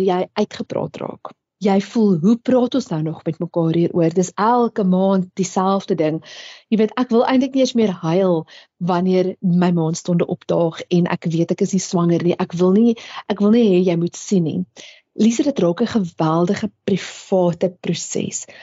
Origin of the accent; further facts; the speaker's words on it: South Africa; as Suid-Afrikaners